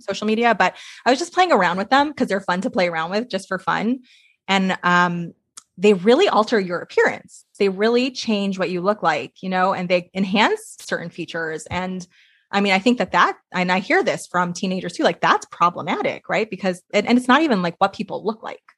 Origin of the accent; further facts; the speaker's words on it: New York, United States; moved away as an adult; now in Portland, United States; I'm from New York originally, so I'm in Portland now